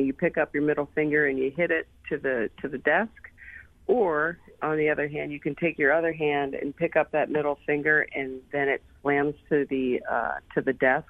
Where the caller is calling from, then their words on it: Austin, Texas, United States; Austin, Texas.